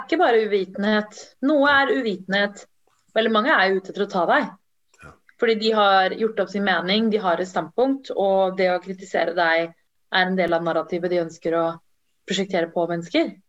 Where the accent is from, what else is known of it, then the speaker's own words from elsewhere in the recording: Norway; also born or lived in Sri Lanka; jeg er jo norsk, først og mm. fremst. Og så har jeg tamisk bakgrunn